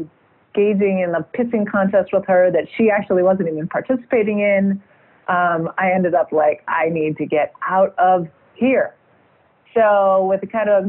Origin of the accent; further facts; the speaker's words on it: outside of Chicago, Illinois, United States; moved away as an adult; also born or lived in Boston / Seattle; now in France; I actually grew up outside of Chicago